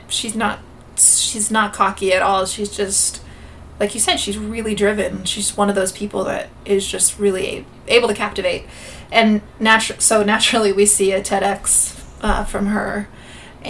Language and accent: English; Gilroy, California, United States; Growing up in Gilroy, California, it's a bedroom community